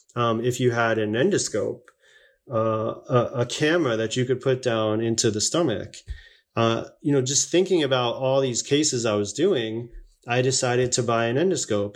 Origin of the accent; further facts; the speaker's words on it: Las Vegas, Nevada, United States; also born or lived in Long Island, New York; I was born in Long Island, New York, but I was raised in um, Southern Nevada, Las Vegas, Nevada.